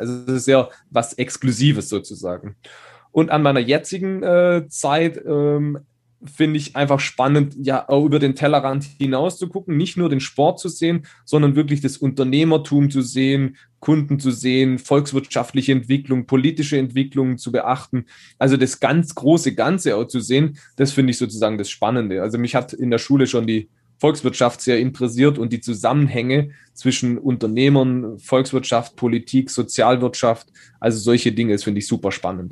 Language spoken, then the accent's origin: German; Schonach, Baden-Württemberg, Germany